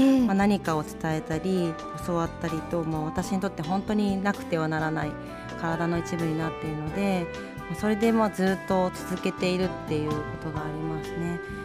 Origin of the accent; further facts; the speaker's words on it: Utsunomiya, Tochigi, Japan; 宇都宮市立石井小学校というところに私は通っていた